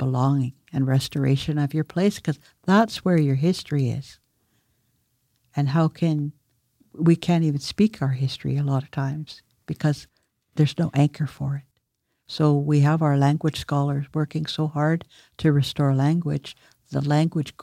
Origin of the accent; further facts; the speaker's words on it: Tsawout First Nation, Saanich Peninsula, British Columbia, Canada; I'm from Sayout First Nation on the Saanich Peninsula. We're part of the Saanich Nation, and I've grown up there and lived there all my life.